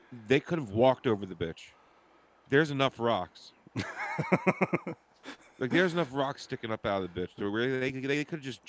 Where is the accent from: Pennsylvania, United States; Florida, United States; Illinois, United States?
Pennsylvania, United States; Philadelphia; I'm from Philly